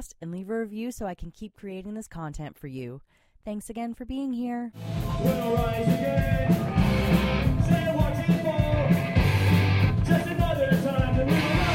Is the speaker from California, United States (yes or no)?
yes; Southern California, United States; boys from my hometown. We're all Californians here.